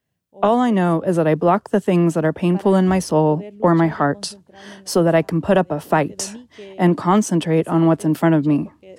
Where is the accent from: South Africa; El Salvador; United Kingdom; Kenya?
El Salvador; English is a second language; I grew up in El Salvador, and in El Salvador, they say what happens when you cross the threshold of your house stays inside your house.